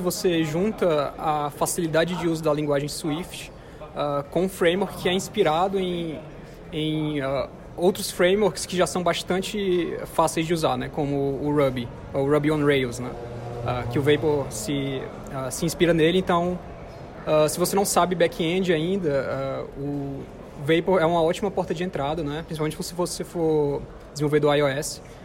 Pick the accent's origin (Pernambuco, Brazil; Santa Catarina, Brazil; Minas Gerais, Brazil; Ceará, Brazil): Ceará, Brazil; Fortaleza; eu sou de Fortaleza